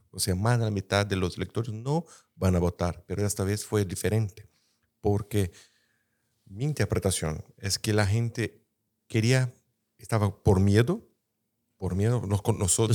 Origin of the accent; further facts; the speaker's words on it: Brazil; Spanish is a second language; soy brasileño